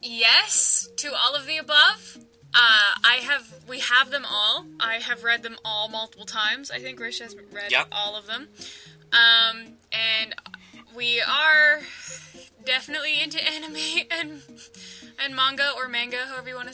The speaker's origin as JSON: {"language": "English", "country": "Canada", "said": "I'm Canadian"}